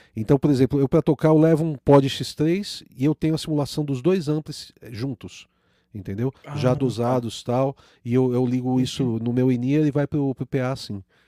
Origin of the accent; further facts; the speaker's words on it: Brazil; o brasileiro, a gente é colonizado